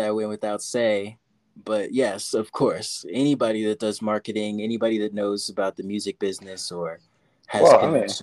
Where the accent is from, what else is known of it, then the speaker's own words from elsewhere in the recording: Virginia Beach, Virginia, United States; now in Denver, United States; my hometown of Virginia, 757 Virginia Beach